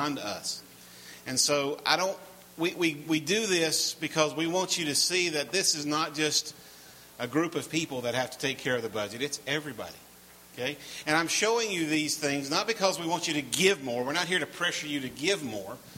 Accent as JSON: {"language": "English", "region": "North Carolina", "country": "United States", "said": "I'm from North Carolina"}